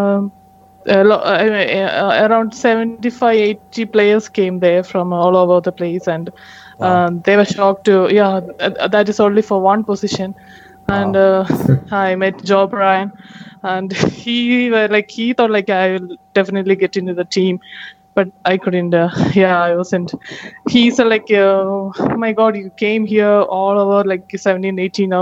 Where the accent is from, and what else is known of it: India